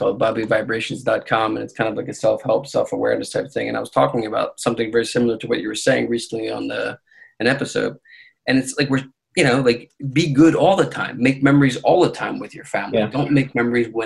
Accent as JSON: {"language": "English", "town": "Philadelphia", "region": "Pennsylvania", "country": "United States", "tie": "born or raised there", "said": "we grew up here in Philadelphia, you know, PA, where we get all these seasons"}